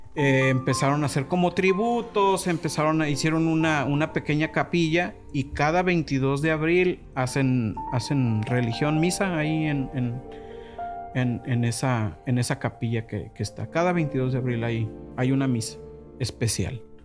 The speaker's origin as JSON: {"language": "Spanish", "town": "Guadalajara", "region": "Jalisco", "country": "Mexico", "said": "nos encabrona más que nos digan jalisquillo"}